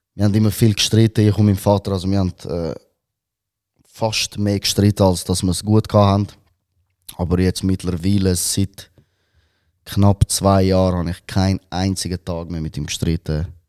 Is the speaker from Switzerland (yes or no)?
yes; Wetzikon, Zurich, Switzerland; first language Albanian; Ich bin in Robenhausen aufgewachsen